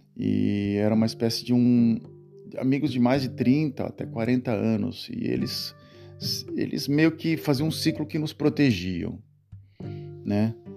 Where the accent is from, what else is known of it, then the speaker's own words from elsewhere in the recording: Santos, São Paulo, Brazil; moved away as an adult; now in Netherlands; é lá na, na cidade de Santos, onde eu nasci